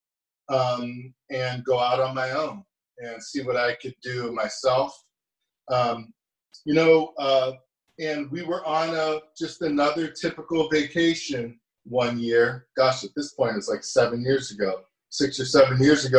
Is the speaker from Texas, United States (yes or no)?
no; Girard, Ohio, United States; moved away; I'm from Girard, Ohio, which is kind of a little steel town on the suburbs in the Youngstown, Ohio area